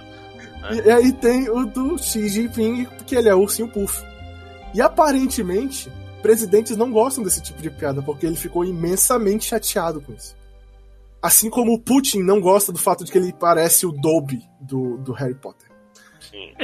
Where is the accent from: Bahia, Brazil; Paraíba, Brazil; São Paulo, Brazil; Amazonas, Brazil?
Amazonas, Brazil; Manaus; a gente é de Manaus, não é do Brasil